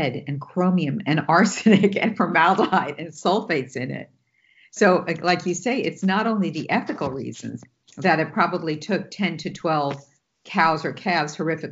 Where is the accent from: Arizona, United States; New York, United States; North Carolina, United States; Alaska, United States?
New York, United States; I'm from New York and I can talk a mile a minute and I interrupt